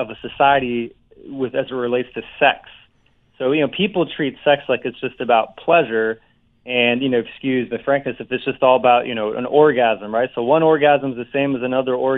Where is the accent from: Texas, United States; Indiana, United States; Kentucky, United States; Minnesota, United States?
Indiana, United States; I grew up in Indiana, small town, and so I heard every Midwestern pronunciation